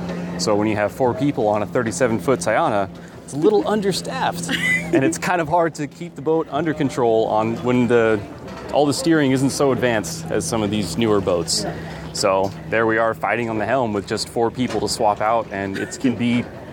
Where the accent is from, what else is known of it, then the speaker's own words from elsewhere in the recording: California, United States; I'm from California.